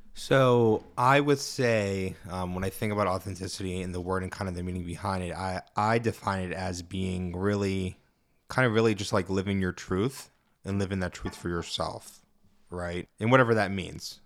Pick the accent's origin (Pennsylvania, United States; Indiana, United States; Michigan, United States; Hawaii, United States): Pennsylvania, United States; Mount Lebanon; I grew up in Mount Lebanon as well